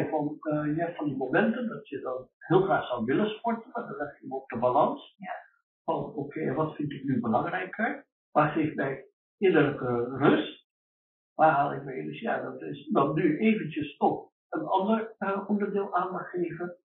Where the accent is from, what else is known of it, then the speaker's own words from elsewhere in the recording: Rijswijk, South Holland, Netherlands; also born or lived in Suriname; ik kom uit Rijswijk van Den Haag, maar ben natuurlijk niet, niet geboren. Wel groot.